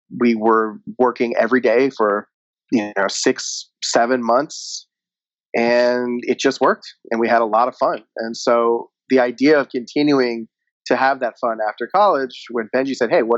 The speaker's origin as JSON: {"language": "English", "town": "Fort Lauderdale", "region": "Florida", "country": "United States", "tie": "born or raised there", "moved": "as an adult", "lives_now": "Los Angeles, United States", "said": "as a young lad growing up in Fort Lauderdale, Florida"}